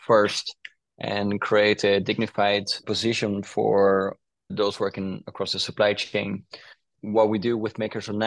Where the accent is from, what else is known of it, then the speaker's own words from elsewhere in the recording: Brazil; moved away; I was born in Brazil and my mom is Dutch, so I had a little bit of an influence from a Dutch mom in Brazil.